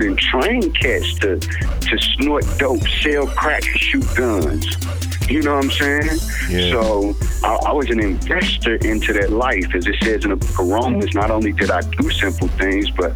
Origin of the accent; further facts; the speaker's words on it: St. Louis, Missouri, United States; I'm from St. Louis, Missouri. I was born and raised here